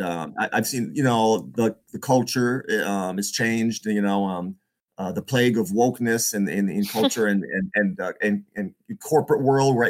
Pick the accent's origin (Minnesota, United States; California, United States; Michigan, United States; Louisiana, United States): Michigan, United States; moved away; I grew up, like I said, I grew up in Michigan